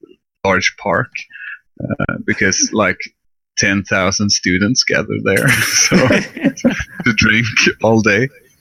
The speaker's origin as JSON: {"language": "English", "region": "Skåne", "country": "Sweden", "second_language": "English", "said": "So you can't hear my accent since I'm speaking English."}